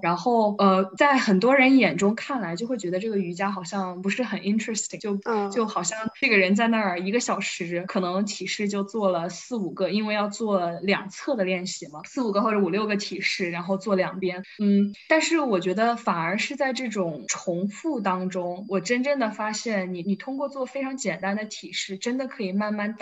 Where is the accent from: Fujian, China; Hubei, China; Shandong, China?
Hubei, China; Wuhan; 我是又是一个长在水边的人，就我是武汉人嘛